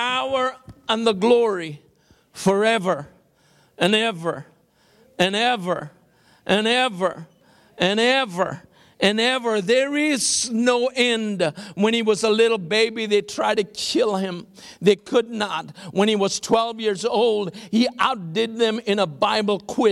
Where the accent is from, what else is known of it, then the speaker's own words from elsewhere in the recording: Kolkata, West Bengal, India; now in Houston, United States; I grew up in Calcutta